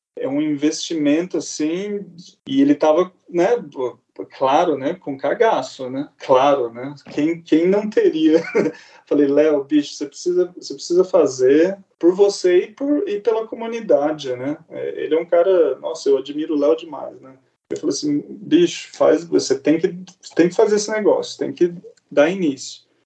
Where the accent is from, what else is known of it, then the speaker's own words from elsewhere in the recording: Campinas, São Paulo, Brazil; moved away as an adult; now in London, United Kingdom; eu sou, de Campinas